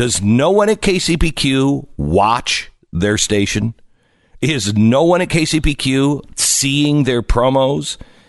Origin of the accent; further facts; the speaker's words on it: Seattle, Washington, United States; And look, I grew up in Seattle.